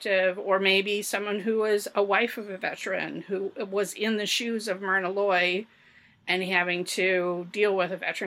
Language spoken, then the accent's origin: English; United States; as an American